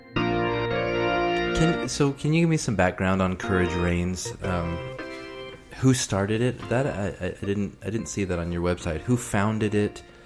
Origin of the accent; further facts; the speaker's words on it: Texas, United States; I grew up in Texas